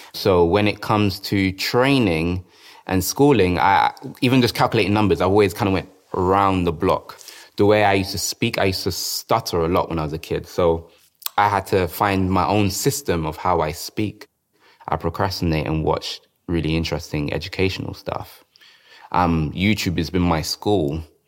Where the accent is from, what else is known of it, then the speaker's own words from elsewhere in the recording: London, United Kingdom; I grew up in South London